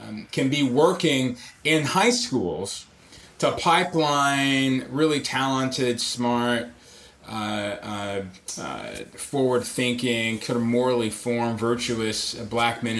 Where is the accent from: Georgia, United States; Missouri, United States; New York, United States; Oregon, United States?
Georgia, United States; Atlanta; moved away; also born or lived in Grand Rapids; I was raised in Atlanta